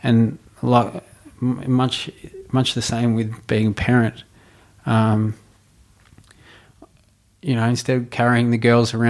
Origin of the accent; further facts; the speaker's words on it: Melbourne, Victoria, Australia; I grew up in Altona in the west of Melbourne.